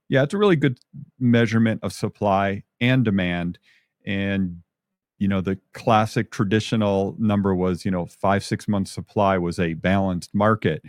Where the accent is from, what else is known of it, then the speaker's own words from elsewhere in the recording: Michigan, United States; moved away as an adult; now in Albuquerque, United States; I'm a Michigan guy. I grew up in Michigan, of course, lived out here for 35 years now